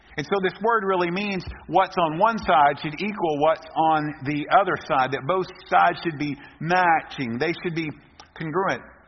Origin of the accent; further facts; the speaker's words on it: Texas, United States; we are from Texas, we are proud to be Texans